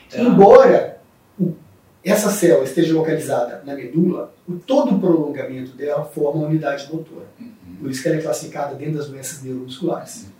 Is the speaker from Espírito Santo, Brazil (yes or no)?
yes; Colatina, Espírito Santo, Brazil; eu sou de uma cidade do interior do Espírito Santo, chamada Colatina.